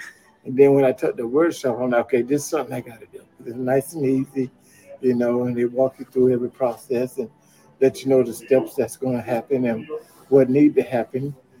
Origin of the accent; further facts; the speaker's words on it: Columbus, Georgia, United States; I'm from Columbus, Georgia.